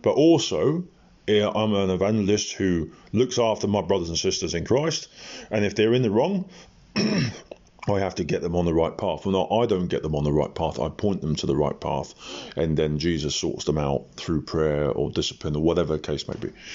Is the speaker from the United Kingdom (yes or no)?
yes; Portsmouth, South East England, United Kingdom; when I was in Portsmouth, my hometown